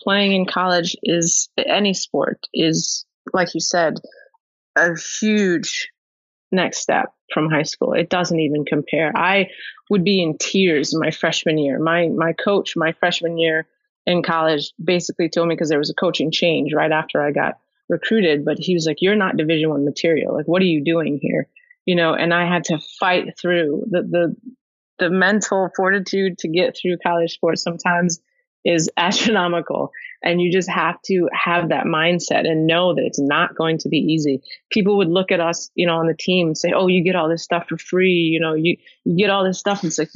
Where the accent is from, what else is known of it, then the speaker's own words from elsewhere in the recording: Long Island, New York, United States; also born or lived in Manhattan, New York / Buffalo, New York; I was born in Manhattan, raised on Long Island